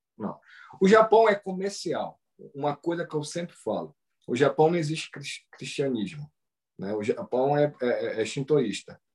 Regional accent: Pará, Brazil; moved away; a gente é paraense

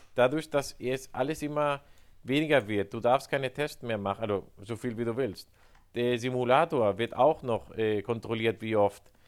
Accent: Spain; Ich sage als Spanier

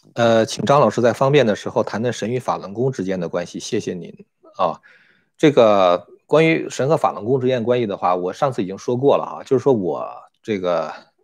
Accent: China; now in United States; 我是一个中国人，我非常爱中国啊

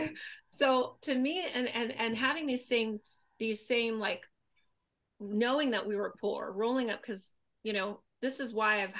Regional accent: Thailand; moved away; We grew up in Thailand, but we didn't have money.

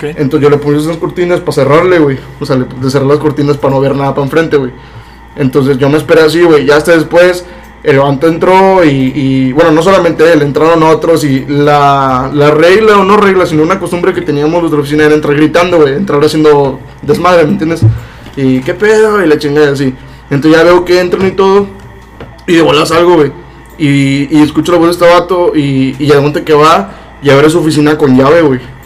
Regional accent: Matamoros, Tamaulipas, Mexico; also born or lived in Monterrey; yo soy de aquí de Matamoros, pero yo estaba como foráneo en Monterrey

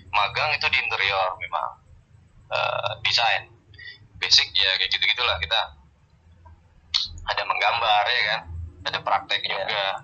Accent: Purworejo, Central Java, Indonesia; also born or lived in Yogyakarta; aku aslinya Purworejo Jawa Tengah

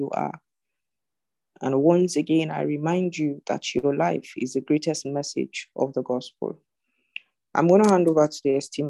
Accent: Zimbabwe; I'm from Zimbabwe

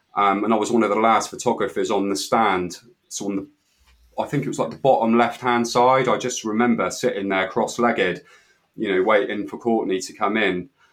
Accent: Weymouth, South West England, United Kingdom; I'm from Weymouth and Dorset

